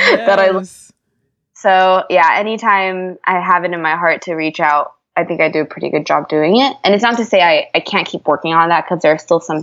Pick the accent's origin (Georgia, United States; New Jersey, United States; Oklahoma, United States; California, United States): California, United States; moved away as an adult; now in Atlanta, United States; I'm in Atlanta and I've been here now the past 4 years, but I'm originally from California